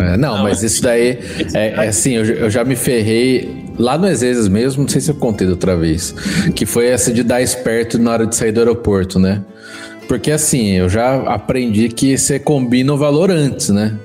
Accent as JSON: {"language": "Portuguese", "country": "Brazil"}